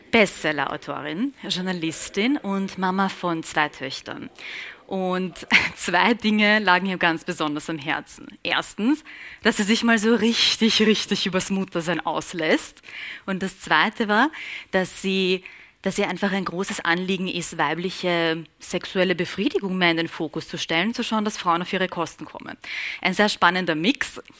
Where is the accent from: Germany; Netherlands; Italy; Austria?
Austria; Vienna; Ich bin in Floridsdorf aufgewachsen im 21. Dort war ich die ersten ähm, elf Jahre meines Lebens.